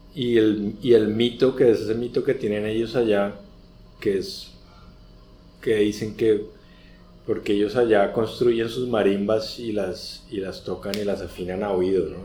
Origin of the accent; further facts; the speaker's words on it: Colombia; nosotros como colombianos